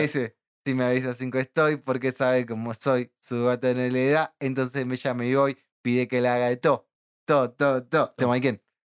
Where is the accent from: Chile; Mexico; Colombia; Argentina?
Argentina; San Martín, Buenos Aires Province; nací y crecido en San Martín